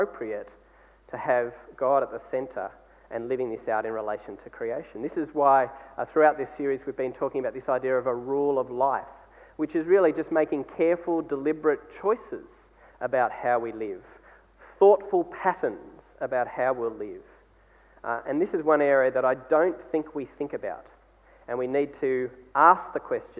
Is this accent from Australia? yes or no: yes; Australia; as Australian people